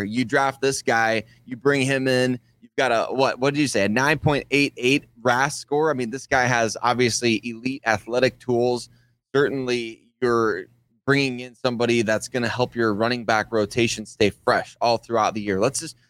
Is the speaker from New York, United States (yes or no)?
no; Sioux Falls, South Dakota, United States; moved away; I'm from Sioux Falls, South Dakota originally